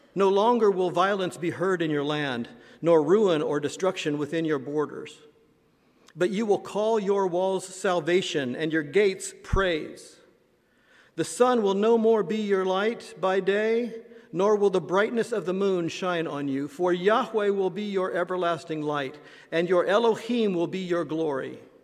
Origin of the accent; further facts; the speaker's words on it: Indiana, United States; moved away; my home state of Indiana